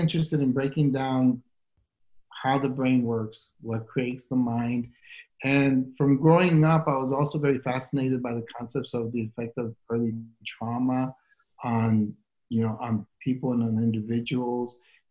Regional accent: El Paso, Texas, United States; moved away as an adult; also born or lived in Atlanta, Georgia; came back to El Paso, and I'd forgotten that when I left, I thought maybe the best thing for me to do is to come back and help the community

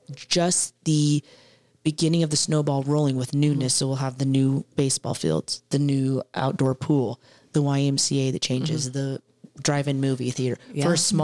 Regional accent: Culbertson, Nebraska, United States; now in McCook, United States; I also grew up in Culberson.

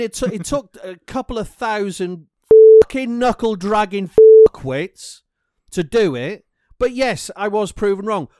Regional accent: Welsh, Wales, United Kingdom; I'm Welsh

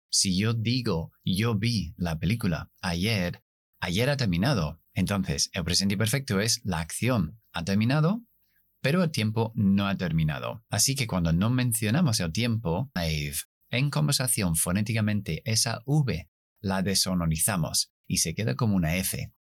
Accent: United Kingdom; accent: non-rhotic British; Spanish is a second language; yo no pronuncio la R al final, soy británico

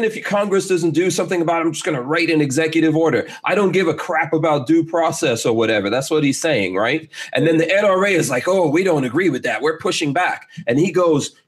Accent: Guyana; now in United States; I'm originally from Guyana

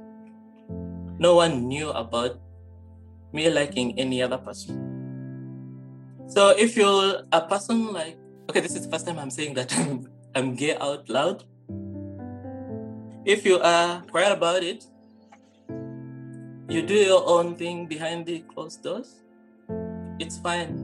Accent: Western Region, Uganda; first language Rukiga; English is a second language; moved away as an adult; now in Norway; I come from a very small country in East Africa, Uganda.

